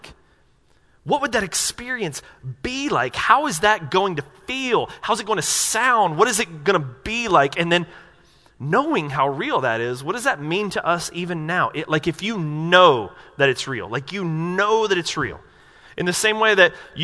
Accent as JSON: {"language": "English", "town": "Asheville", "region": "North Carolina", "country": "United States", "tie": "born or raised there", "said": "I grew up in Asheville, North Carolina, and my whole family lived within about 20 minutes of where I lived"}